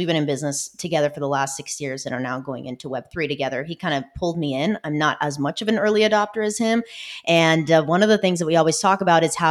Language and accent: English; Irvine, California, United States; moved away as an adult; now in Hollywood, Florida, United States; I grew up in Orange County, California